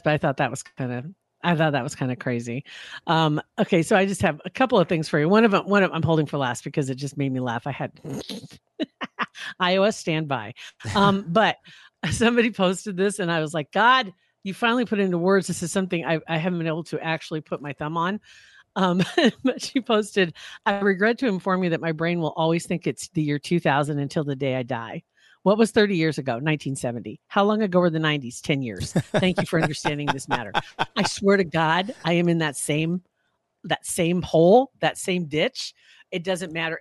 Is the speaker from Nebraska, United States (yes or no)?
yes; Nebraska, United States; also born or lived in Arizona; when I moved back to Nebraska, it was in August